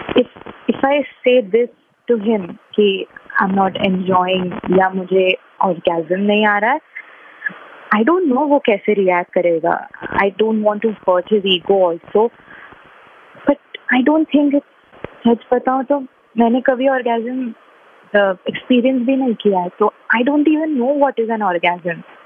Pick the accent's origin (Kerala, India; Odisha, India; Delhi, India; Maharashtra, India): Maharashtra, India; Mumbai; मैं बॉम्बे से हूँ